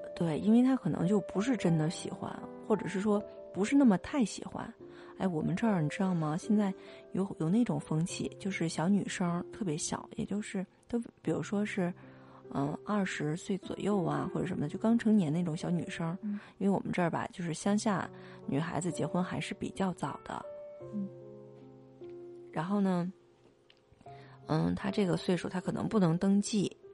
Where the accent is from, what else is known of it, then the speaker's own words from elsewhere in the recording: Northeast China, China; accent: Northeastern; 用我们东北话说